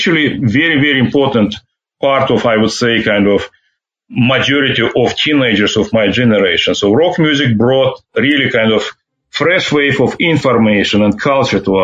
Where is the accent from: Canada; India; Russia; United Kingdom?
Russia; Ufa, Bashkortostan; English is a second language; moved away as an adult; now in United States; I'm growing up in the Ufa, which is the capital of Bashkortostan